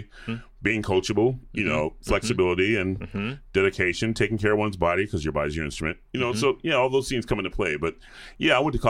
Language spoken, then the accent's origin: English; the South, United States; when you're in high school and, you know, you're growing up in the South, the cool people aren't the guys that sing.